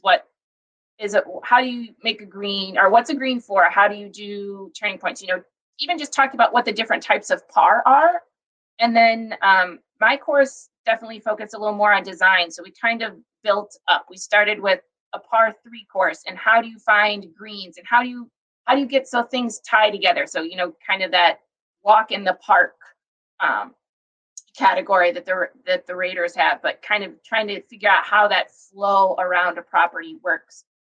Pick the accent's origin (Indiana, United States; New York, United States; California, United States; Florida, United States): Indiana, United States; Fort Wayne; now in Madison, United States; I grew up in uh, Fort Wayne